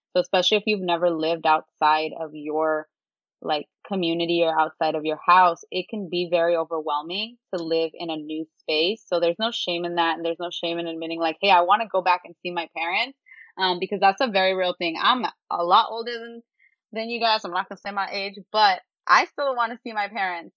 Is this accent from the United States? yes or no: yes; San Jose, California, United States; now in Berkeley, United States; I just grew up around pho. I grew up around Vietnamese food because I'm from San Jose